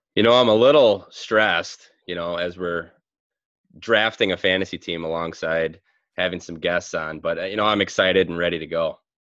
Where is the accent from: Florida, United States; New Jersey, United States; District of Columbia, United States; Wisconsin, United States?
Wisconsin, United States; I'm from Wisconsin too